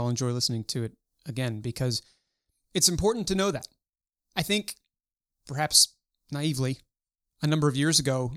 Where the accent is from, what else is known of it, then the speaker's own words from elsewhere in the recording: Baltimore, Maryland, United States; In my hometown of Baltimore